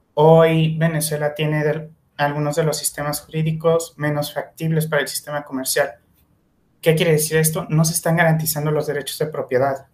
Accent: Mexico; como mexicanos, al ser universitarios

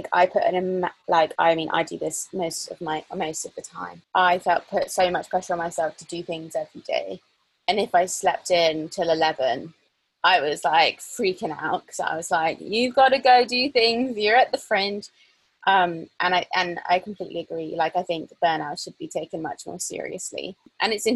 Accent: near Glastonbury, South West England, United Kingdom; first language English; I grew up near Glastonbury Festival

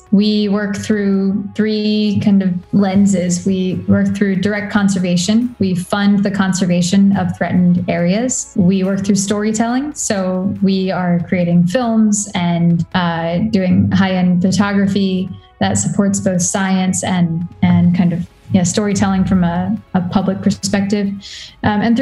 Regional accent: Washington, District of Columbia, United States; I am from Washington, D.C., and I'm the founder and executive director of Reserva, the Youth Land Trust.

